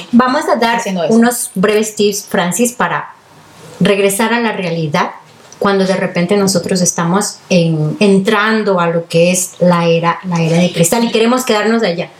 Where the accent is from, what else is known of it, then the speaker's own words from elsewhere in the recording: Venezuela; now in Italy; yo soy venezolana con raíces italianas y vivo en Italia